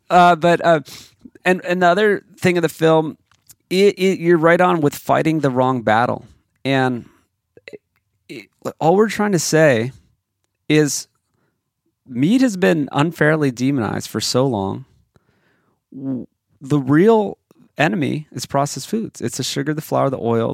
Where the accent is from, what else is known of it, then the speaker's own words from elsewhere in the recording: Hawaii, United States; I grew up in Hawaii